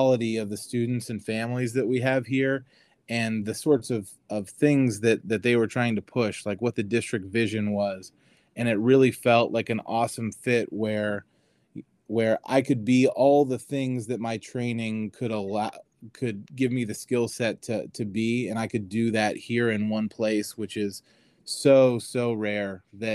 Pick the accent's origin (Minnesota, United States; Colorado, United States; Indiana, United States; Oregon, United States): Indiana, United States; Indianapolis; moved away as an adult; also born or lived in Wisconsin; now in Cincinnati, United States; My parents moved to Florida, and we're originally from Indianapolis